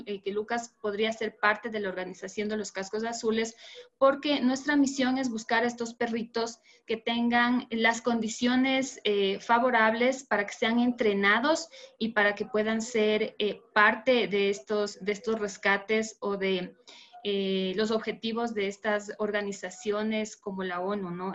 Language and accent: Spanish; Ecuador; soy de Ecuador.